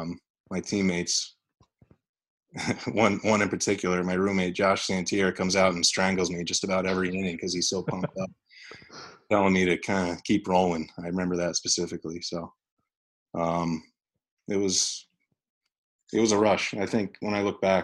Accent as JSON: {"language": "English", "region": "New York", "country": "United States", "said": "being a New Yorker"}